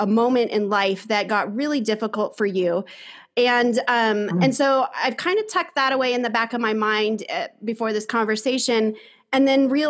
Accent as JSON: {"language": "English", "region": "Arizona", "country": "United States", "tie": "born or raised there", "said": "I grew up in Arizona, the southern, southwestern state in the U.S."}